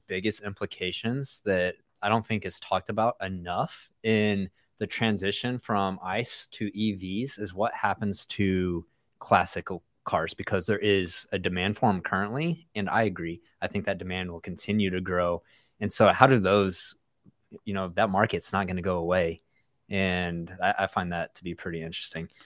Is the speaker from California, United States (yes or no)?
no; West Texas, United States; I'm from West Texas